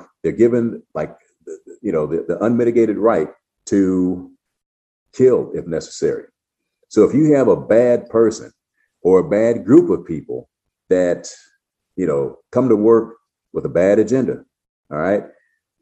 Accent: United States; I'm American who happens to be Black

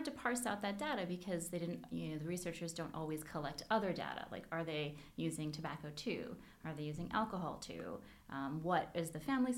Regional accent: Hawaii, United States; I grew up in Hawaii

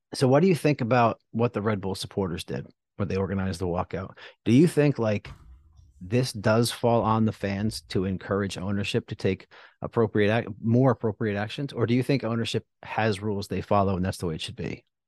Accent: New Jersey, United States; I'm from South Jersey

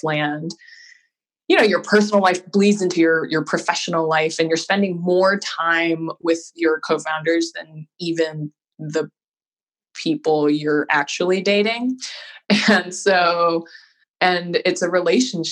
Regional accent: Hawaii, United States; now in Boston, United States; I am originally from Hawaii and I live in Boston now.

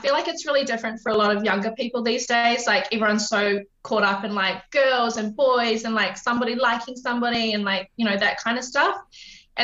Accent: Wellington, New Zealand; moved away as an adult; also born or lived in Christchurch, New Zealand; now in Brisbane, Australia; So I grew up in Wellington, New Zealand. I was originally born in Christchurch, but moved when my parents split up when I was about three.

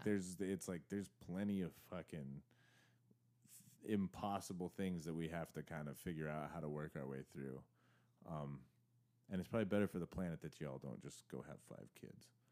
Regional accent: Arizona, United States; I grew up in Arizona

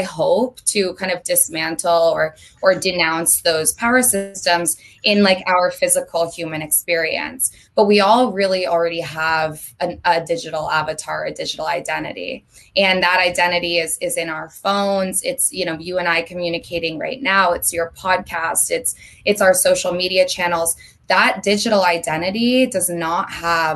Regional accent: Vermont, United States; moved away as an adult; now in Los Angeles, United States; I'm from Vermont. I don't know if we touched on that, but I lived in Vermont my entire life up until 3 months ago when I moved to LA on April 1st

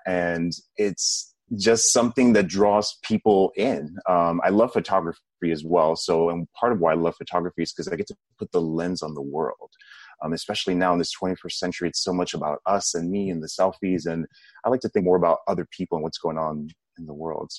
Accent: Puerto Rico; born there; I was born in Puerto Rico, which is part of the United States. I am of Dominican descent, so both my parents are Dominican

